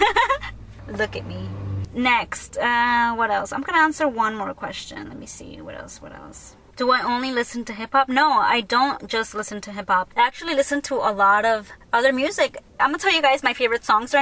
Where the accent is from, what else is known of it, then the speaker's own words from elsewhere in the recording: Long Beach, California, United States; I'm from Long Beach